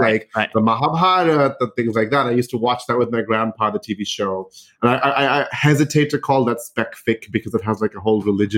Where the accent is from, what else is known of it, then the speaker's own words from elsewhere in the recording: United Arab Emirates; So I grew up in the United Arab Emirates, right? So I didn't grow up in India.